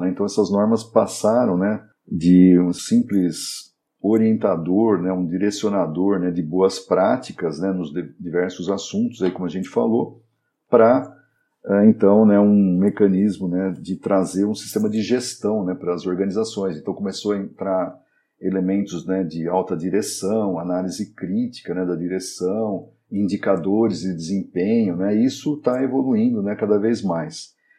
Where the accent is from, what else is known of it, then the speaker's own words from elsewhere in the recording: Valinhos, São Paulo, Brazil; eu sou natural, né, aqui de Valinhos